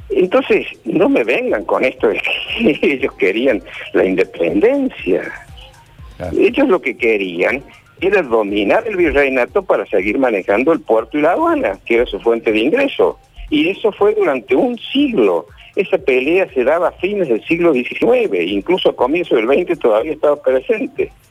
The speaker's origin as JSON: {"language": "Spanish", "country": "Argentina"}